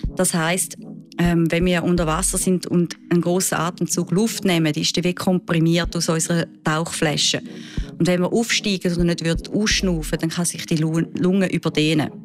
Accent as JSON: {"language": "German", "country": "Switzerland", "said": "bei uns in der Schweiz"}